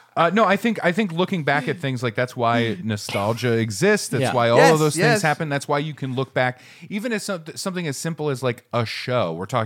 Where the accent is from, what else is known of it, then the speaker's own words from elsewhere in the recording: Maine, United States; I grew up in Maine where it's like the cold is the cold.